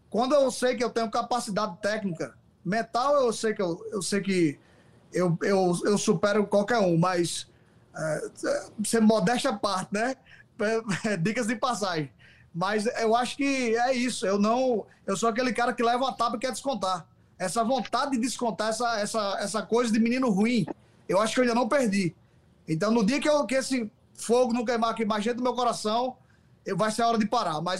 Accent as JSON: {"language": "Portuguese", "region": "Northeast Region", "country": "Brazil", "said": "a gente é do Nordeste, né?"}